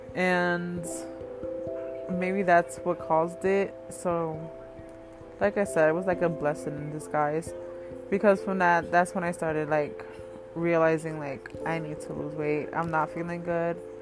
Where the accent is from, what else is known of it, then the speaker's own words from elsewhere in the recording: Connecticut, United States; I am from Connecticut